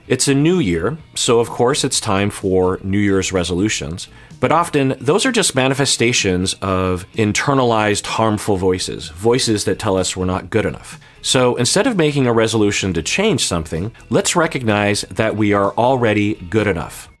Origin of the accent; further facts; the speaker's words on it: United States; I'm an American citizen.